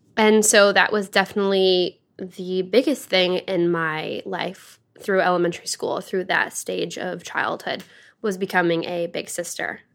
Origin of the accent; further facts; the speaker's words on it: Dryden, Michigan, United States; moved away; born and grown up in a small town called Dryden